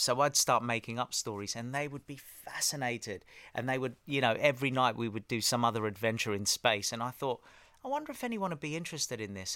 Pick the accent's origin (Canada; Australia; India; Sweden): Australia; also born or lived in Harrow, England / Cyprus (parents); I was born in Harrow, yeah. Um, so mum and dad are from Cyprus, and, uh, they were in England. We were born there. They went for a holiday to Australia when I was five, around five or six, and then they said, "That's it, we're going."